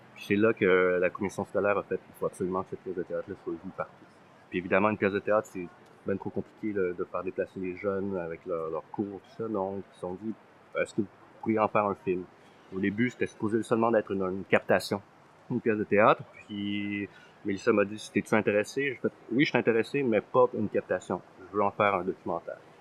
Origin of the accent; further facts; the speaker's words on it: Montreal, Quebec, Canada; also born or lived in Thailand; je suis né dans un camp de réfugiés en Thaïlande. Je suis arrivé ici à l'âge d'un an, à Montréal à l'âge d'un an et demi